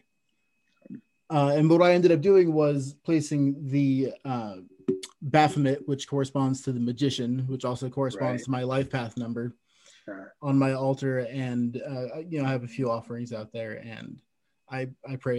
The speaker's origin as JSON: {"language": "English", "town": "Santa Cruz", "region": "California", "country": "United States", "tie": "born or raised there", "also_born_or_lived": "Reno, Nevada", "moved": "yes", "lives_now": "Ontario, Canada", "said": "I used to live in Reno, and I grew up in Santa Cruz, California"}